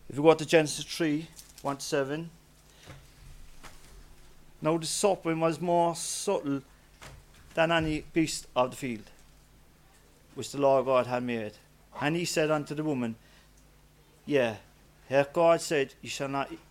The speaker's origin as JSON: {"language": "English", "town": "Knocknaheeny", "region": "County Cork", "country": "Ireland", "said": "even though I was from Knocknaheeny, I used to go to the Gurranabraher Church."}